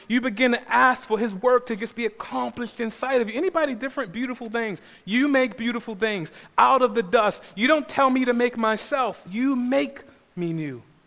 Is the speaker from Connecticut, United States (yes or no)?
no; Baltimore, Maryland, United States; I grew up in South Baltimore. I grew up in a place called Cherry It's a pretty rough neighborhood.